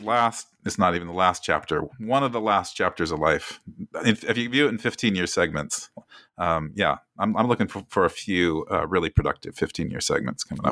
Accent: Oskaloosa, Iowa, United States; when I was growing up in Iowa in the seventies, I think I was eleven or twelve

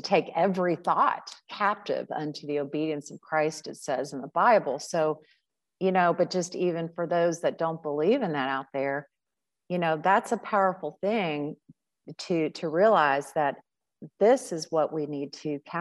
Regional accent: Cincinnati, Ohio, United States; one of my like brother figures that I grew up with in Cincinnati

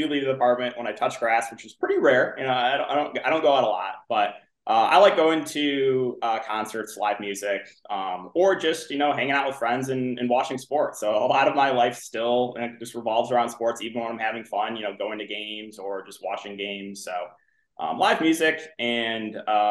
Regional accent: Bloomfield Hills, Michigan, United States; moved away as an adult; now in Chicago, United States; I'm originally from Michigan. That's where I grew up

